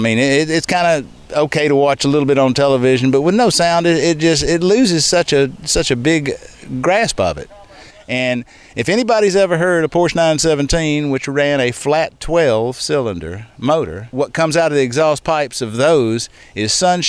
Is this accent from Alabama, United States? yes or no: yes; Montgomery, Alabama, United States